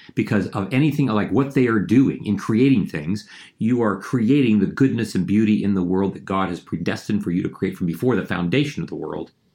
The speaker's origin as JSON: {"language": "English", "region": "Ohio", "country": "United States", "tie": "born or raised there", "said": "I grew up in a small town in Ohio"}